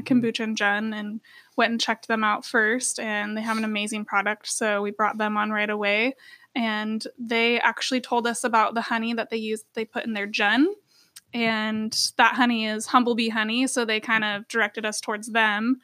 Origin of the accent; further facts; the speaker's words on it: Sweet Home, Oregon, United States; now in Eugene, United States; And I grew up in Sweet Home, so very outdoors area.